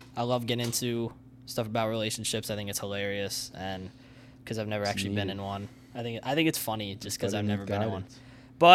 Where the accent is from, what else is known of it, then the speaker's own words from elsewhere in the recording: Downingtown, Pennsylvania, United States; Downingtown, Pennsylvania. It's where I grew up.